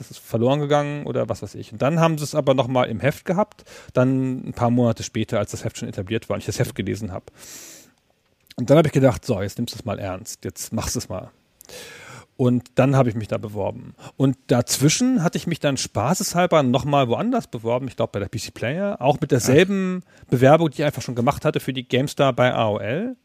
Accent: southern Lower Saxony, Germany; Südniedersachsen, wo ich herkomme, also Holzminden, ähm, Uslar, Göttingen, so diese Gegend

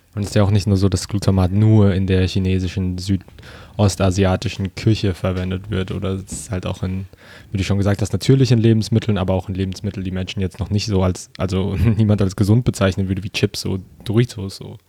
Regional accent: Germany; Und aufgewachsen hier in Deutschland

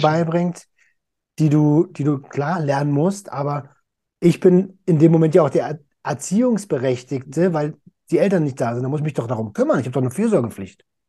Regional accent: Berlin, Germany; als Deutscher und als Berliner

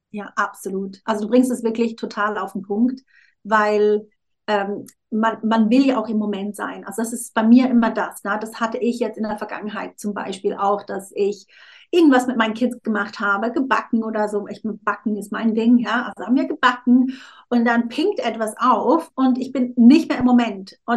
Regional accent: Switzerland; ich bin halb Südafrikanerin. Ich habe meiner Mutter lange vorgeworfen, also sie, ich bin ja in der Schweiz aufgewachsen

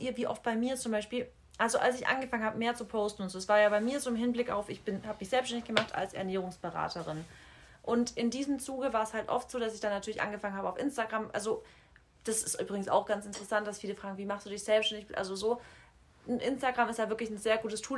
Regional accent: Freiberg, Germany; moved away; die Leute so aus Freiberg, wo ich herkomme, aus dem Dorf

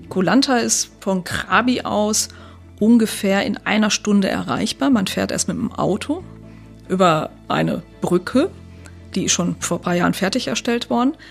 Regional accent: North Rhine-Westphalia, Germany; Ich komme jetzt selber aus dem Sauerland, das ist so, so ein bisschen so ähnlich, also vielleicht 500 Meter hoch ungefähr

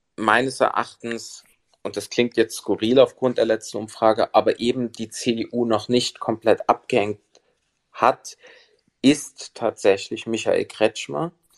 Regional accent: Saxony, Germany; als Sachse

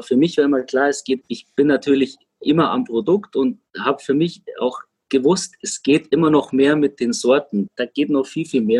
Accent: Munich, Bavaria, Germany; Man muss dazu sagen, wir selbst als Münchner wirst du ja pilztechnisch nicht gerade verwöhnt von den hiesigen Brauereien, weil es fast keiner mehr hat.

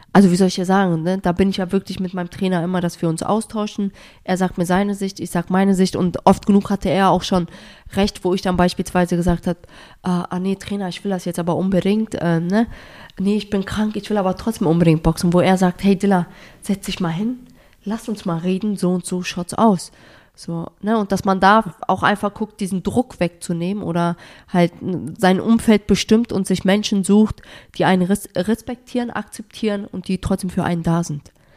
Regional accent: Germany; dass Deutschland meine Heimat ist

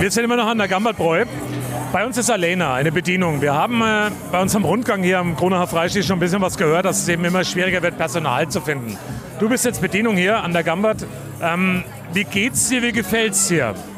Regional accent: Coburg, Bavaria, Germany; ich bin ja aus Coburg und bin ja in Coburg auch relativ bekannt

